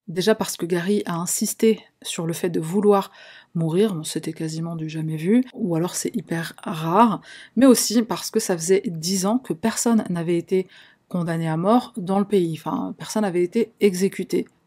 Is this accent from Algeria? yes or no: yes; Algeria; je suis une Algérienne